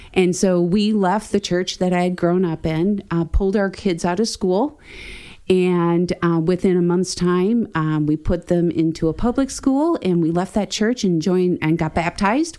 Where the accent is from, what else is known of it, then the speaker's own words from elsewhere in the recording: Wisconsin, United States; moved away as an adult; We are from Wisconsin